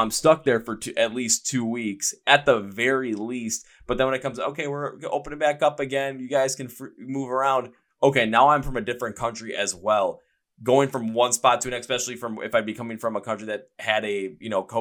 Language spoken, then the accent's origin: English; United States; me being from the United States